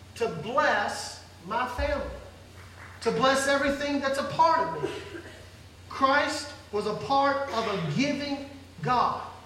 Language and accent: English; Mississippi, United States; I grew up very poor in Mississippi